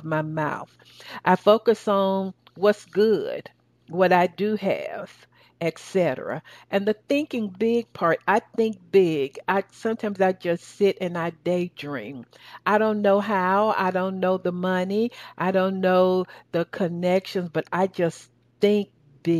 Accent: the South, United States; accent: southern; That's my southern accent

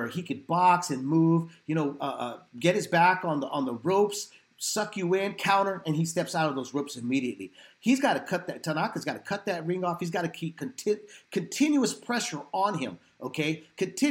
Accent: San Jose, California, United States; I was born and raised in San Jose downtown

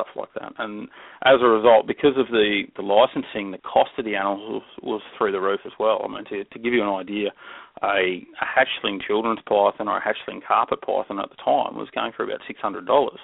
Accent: Melbourne, Victoria, Australia; moved away as an adult; now in Queensland, Australia; I grew up in Melbourne, and in Melbourne, that's in the southern end of the country

